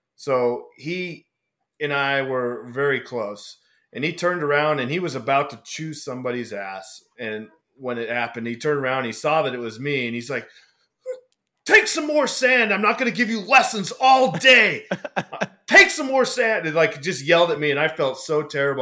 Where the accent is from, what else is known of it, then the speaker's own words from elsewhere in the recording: Washington, United States; moved away as an adult; also born or lived in Oregon / Las Vegas; we grew up in Washington